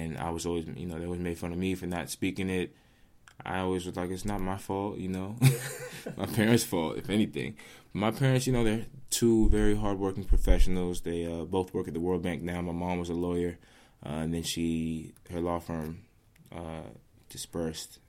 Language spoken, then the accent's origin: English; Rockville, Maryland, United States; also born or lived in Washington, D.C.; I grew up in Rockville, but I still consider myself part of D.C.